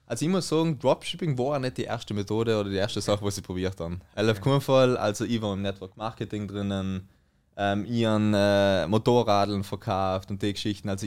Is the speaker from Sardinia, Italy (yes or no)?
no; Trentino-Alto Adige, Italy; jetzt komm ich mal zur Better Version in Südtirol, mein Heimatland.